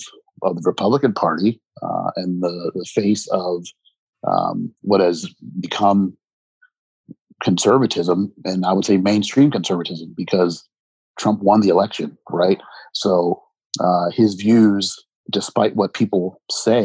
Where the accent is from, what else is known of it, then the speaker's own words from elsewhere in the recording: United States; I'm an American